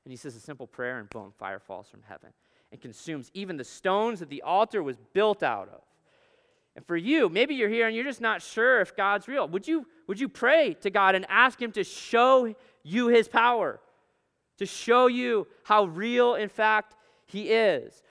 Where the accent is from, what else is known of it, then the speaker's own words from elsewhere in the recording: Alaska, United States; moved away; I grew up in Alaska